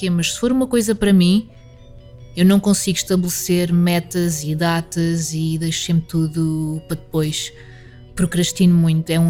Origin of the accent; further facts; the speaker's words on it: Alentejo, Portugal; also born or lived in Covilhã; now in Lisbon, Portugal; Eu, nunca, eu sou do Alentejo, mas eu nunca tive sotaque alentejano às vezes posso arranhar uma palavra ou outra